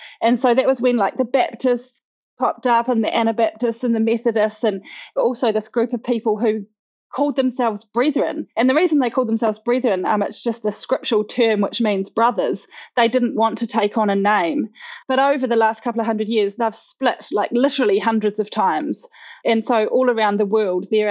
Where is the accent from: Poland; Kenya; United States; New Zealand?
New Zealand; Auckland; I was born and raised in them in Auckland, New Zealand.